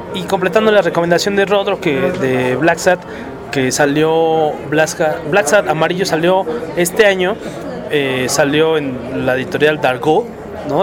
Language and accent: Spanish; Mexico; nuestro bello y catastrófico país